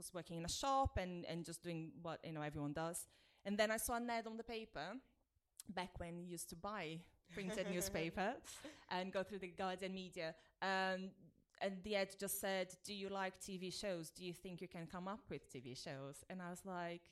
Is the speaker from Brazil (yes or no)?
yes; Brazil; moved away as an adult; now in United Kingdom; I grew up in Brazil and I moved here when I was 22